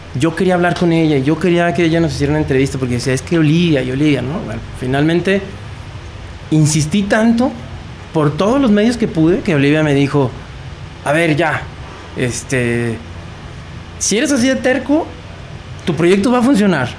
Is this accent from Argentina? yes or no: no; Mexico; De México.